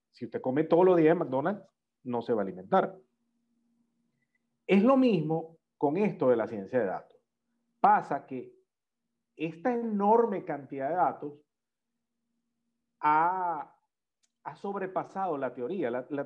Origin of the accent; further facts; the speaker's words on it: Venezuela; nosotros los venezolanos. nosotros como venezolanos es